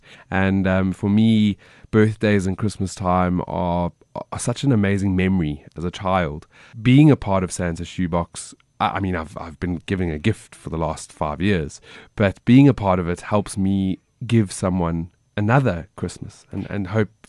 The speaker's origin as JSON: {"language": "English", "town": "Johannesburg", "region": "Gauteng", "country": "South Africa", "said": "I'm from Joburg and I see that she's in Cape Town."}